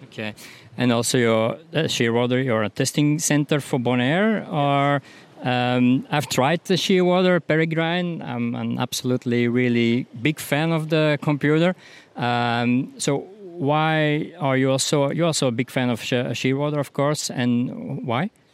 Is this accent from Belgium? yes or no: yes; Belgium; I'm from Belgium